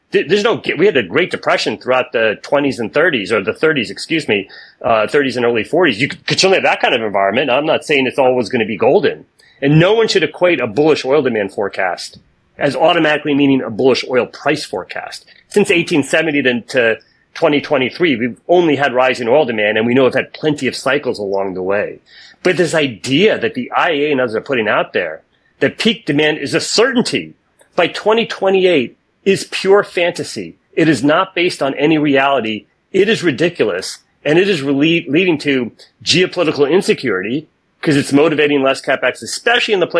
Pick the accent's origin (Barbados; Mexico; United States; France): United States; I am American by birth and by background and perspective and opinions